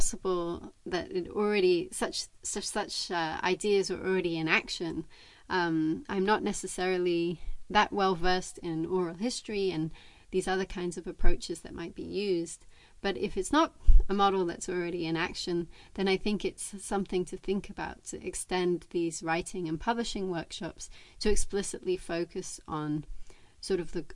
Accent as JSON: {"language": "English", "town": "Los Angeles", "region": "California", "country": "United States", "tie": "born or raised there", "said": "growing up in Los Angeles"}